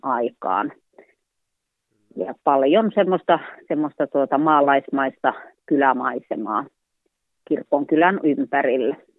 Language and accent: Finnish; Joutseno, South Karelia, Finland; also born or lived in Sonkajärvi / Huittinen; siellä vietin lapsuuteni itse asiassa noin kolme vuotiaasta lähtien